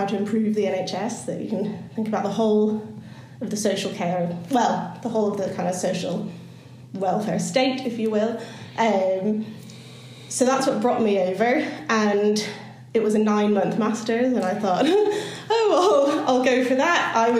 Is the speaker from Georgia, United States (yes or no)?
no; California, United States; moved away as an adult; now in United Kingdom; so I was born and raised in California, and that's where the kind of strange accent comes from.